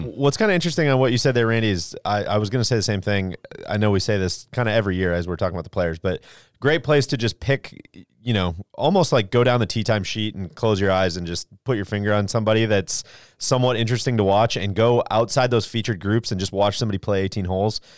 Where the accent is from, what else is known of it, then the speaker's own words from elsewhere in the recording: Jacksonville, Florida, United States; my hometown